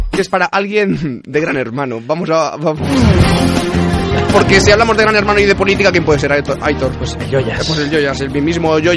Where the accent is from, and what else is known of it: Spain